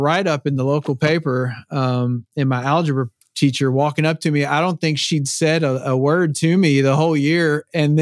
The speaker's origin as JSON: {"language": "English", "town": "Louisville", "region": "Kentucky", "country": "United States", "tie": "born or raised there", "moved": "as an adult", "lives_now": "Nashville, United States", "said": "I'm from Louisville, Kentucky. Yep. That's where my roots are, man."}